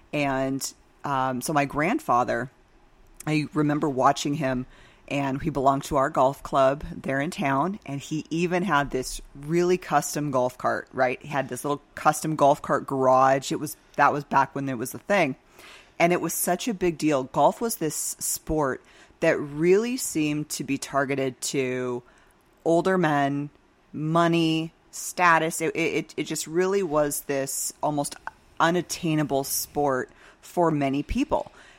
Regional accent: Oregon, United States; moved away as an adult; So I came down from Central Oregon in 2006, went to ASU, and ended up staying here in the Valley.

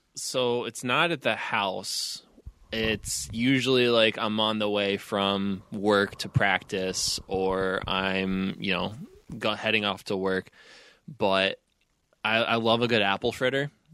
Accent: Pittsburgh, Pennsylvania, United States; growing up in Pittsburgh

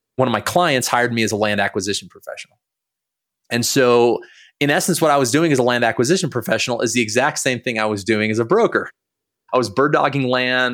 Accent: Montana, United States; So I was born in Montana. My parents lived in a double wide.

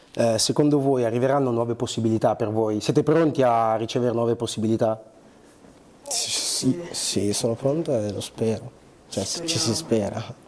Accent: Bergamo, Lombardy, Italy; also born or lived in Angola; now in Milan, Italy; io sono cresciuto a Bergamo, cioè sono nato, um, sono... Uh, sì, cresciuto a Bergamo, sì, sì. poi sono arrivato qua a Milano per studiare recitazione

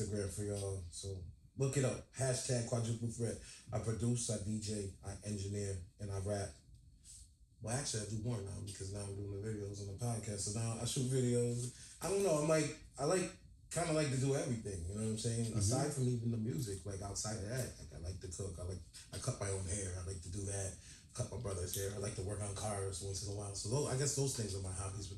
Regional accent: Rochester, New York, United States; also born or lived in Bronx, New York; now in Buffalo, United States; I was born in Rochester, New York. I spent some time in the Bronx, and I'm here in Buffalo now.

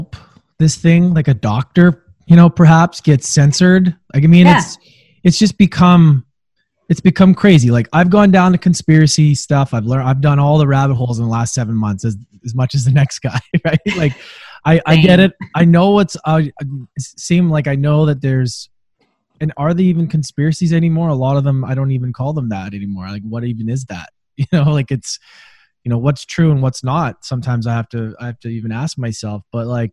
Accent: Canada; being a Canadian

